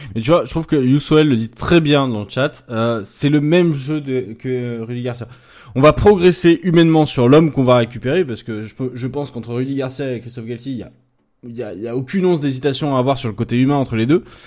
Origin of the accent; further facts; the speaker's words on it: Lyon, Auvergne-Rhône-Alpes, France; en tant que lyonnais euh, né à Lyon et de fils de supporters lyonnais